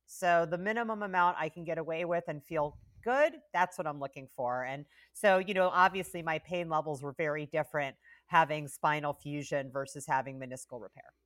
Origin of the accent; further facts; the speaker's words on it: Carmel, Indiana, United States; moved away; I grew up in Indiana